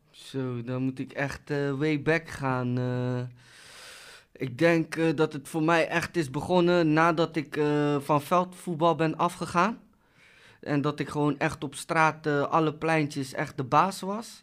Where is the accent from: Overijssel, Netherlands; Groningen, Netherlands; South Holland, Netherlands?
South Holland, Netherlands; Rotterdam; ik kom uit Rotterdam